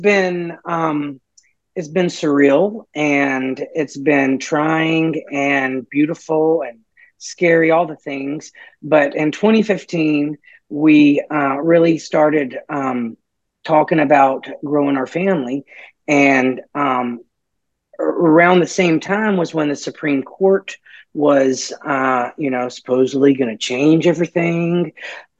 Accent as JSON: {"language": "English", "region": "Mississippi", "country": "United States", "moved": "as an adult", "lives_now": "New Orleans, United States", "said": "I'm from Mississippi"}